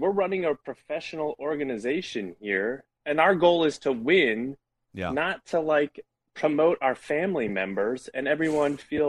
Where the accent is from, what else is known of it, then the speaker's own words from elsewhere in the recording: St. Louis, Missouri, United States; So let me tell you, I'm from St. Louis.